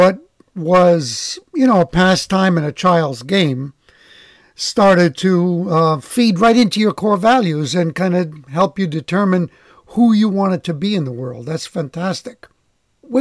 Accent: New York City, New York, United States; I am from the Bronx, the other borough

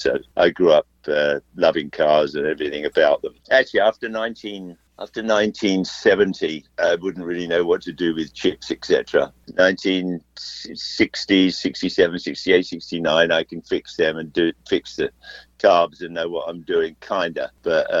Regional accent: England, United Kingdom; now in United States; When I grew up in England

